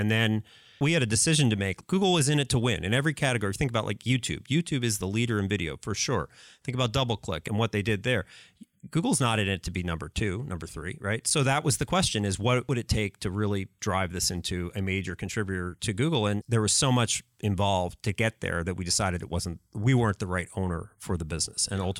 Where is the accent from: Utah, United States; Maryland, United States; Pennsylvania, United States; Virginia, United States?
Pennsylvania, United States; So I grew up in Pennsylvania, outside of Philadelphia.